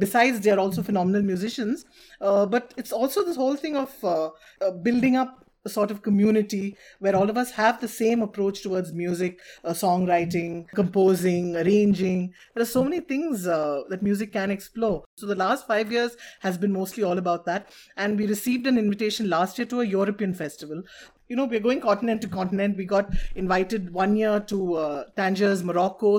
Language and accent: English; Bangalore, Karnataka, India; both of us have grown up in Bangalore